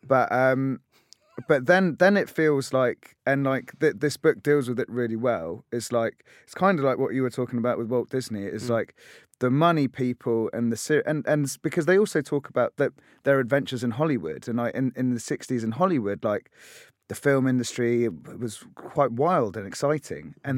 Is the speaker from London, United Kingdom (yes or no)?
yes; London, United Kingdom; I I grew up in in Tottenham in North London